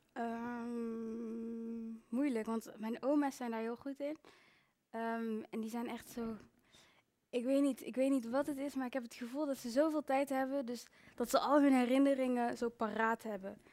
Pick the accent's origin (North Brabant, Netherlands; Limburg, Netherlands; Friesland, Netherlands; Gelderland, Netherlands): North Brabant, Netherlands; Breda; moved away; also born or lived in Rwanda (ancestry) / Brussels; ik heb uh, heel mijn leven in Breda en omstreken gewoond